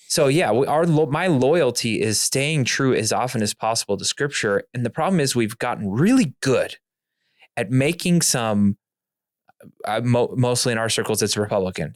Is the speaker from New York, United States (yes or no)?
no; near Topeka, Kansas, United States; I grew up not far from that church